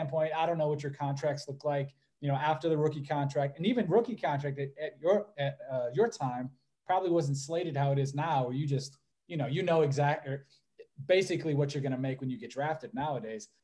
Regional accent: Cleveland, Ohio, United States; we're from Cleveland

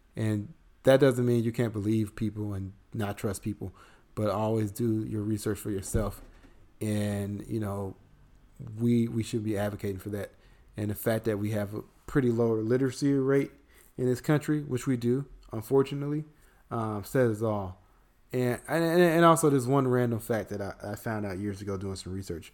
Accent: Chicago, Illinois, United States; in Chicago, this is my hometown

